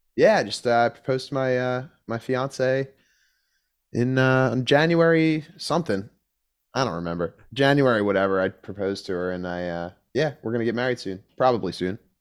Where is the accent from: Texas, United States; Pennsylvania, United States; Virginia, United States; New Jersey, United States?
Pennsylvania, United States; Philadelphia; I'm from Philly, you know, it's not, it doesn't get that cold.